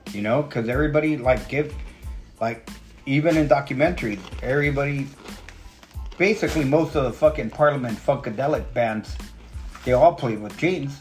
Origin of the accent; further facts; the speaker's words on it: West Coast, United States; I'm from the West Coast